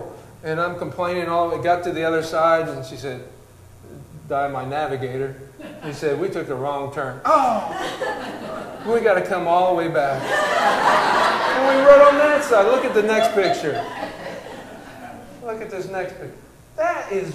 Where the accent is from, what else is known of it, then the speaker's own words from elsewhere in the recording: United States; I'm an American